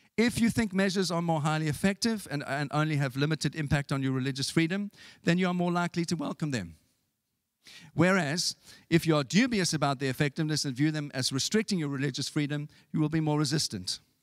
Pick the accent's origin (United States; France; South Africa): South Africa; moved away; when I was growing up in South Africa